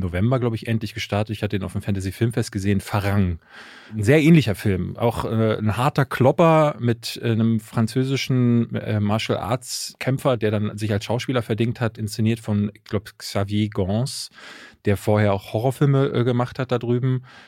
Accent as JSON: {"language": "German", "region": "Berlin", "country": "Germany", "tie": "born or raised there", "said": "ich bin in Berlin-Marzahn groß geworden."}